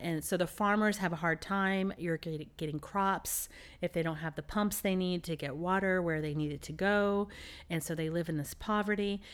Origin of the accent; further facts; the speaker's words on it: Dallas, Texas, United States; moved away; I'm from Dallas, Texas